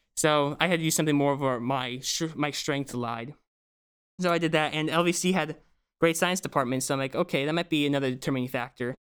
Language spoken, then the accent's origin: English; Bucks County, Pennsylvania, United States; I'm from Brooks County, Pennsylvania